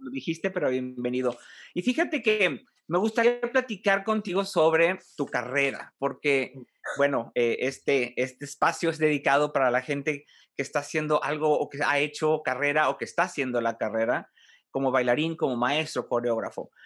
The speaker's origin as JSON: {"language": "Spanish", "town": "Monterrey", "region": "Nuevo León", "country": "Mexico", "also_born_or_lived": "Mexico City", "said": "Yo soy de, Monterrey, pero viví allá cinco años"}